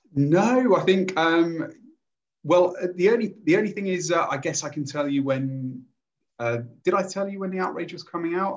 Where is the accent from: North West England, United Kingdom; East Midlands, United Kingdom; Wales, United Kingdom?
East Midlands, United Kingdom; Lincolnshire; I grew up in Lincolnshire, which is a very conservative uh, place anyway